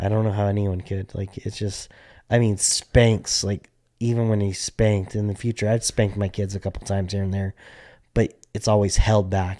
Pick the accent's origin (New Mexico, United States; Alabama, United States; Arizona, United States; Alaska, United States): New Mexico, United States; Albuquerque; we grew up in Albuquerque, New Mexico